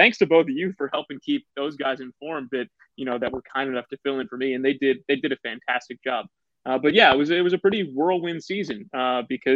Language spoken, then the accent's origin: English; Port Washington, New York, United States; I grew up in Port Washington, New York.